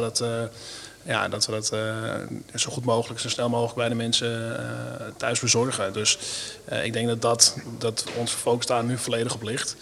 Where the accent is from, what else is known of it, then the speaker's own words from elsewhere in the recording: Mijdrecht, Utrecht, Netherlands; het Meidrecht, waar ik vandaan kom